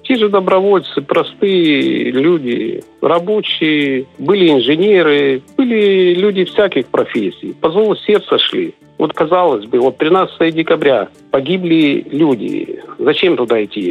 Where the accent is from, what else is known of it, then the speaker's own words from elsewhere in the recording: Transnistria, Moldova; Я сам по национальности молдаванин